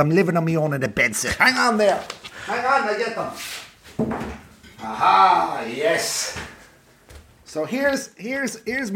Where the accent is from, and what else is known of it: Ireland